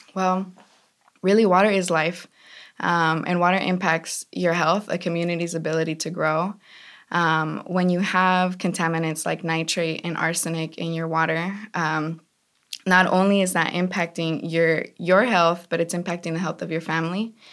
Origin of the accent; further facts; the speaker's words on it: California, United States; I grew up in the valley.